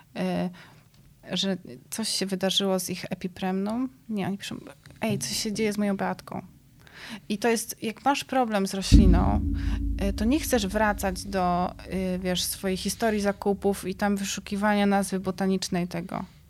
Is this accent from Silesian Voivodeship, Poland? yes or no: no; Szczecinek, West Pomeranian Voivodeship, Poland; moved away as an adult; also born or lived in Athens, Greece; Ja się wychowywałam w takim mieście na Pojezierzu Drawskim w Szczecinku